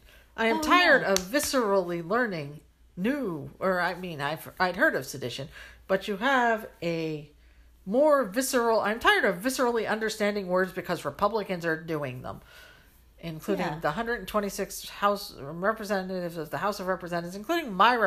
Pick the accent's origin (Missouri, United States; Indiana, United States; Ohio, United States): Ohio, United States; born there; That's why I was born in Ohio, partly.